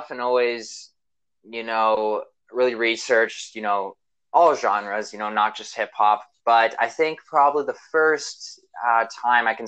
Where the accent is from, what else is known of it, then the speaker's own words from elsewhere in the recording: Vancouver, British Columbia, Canada; I'm from Vancouver, Canada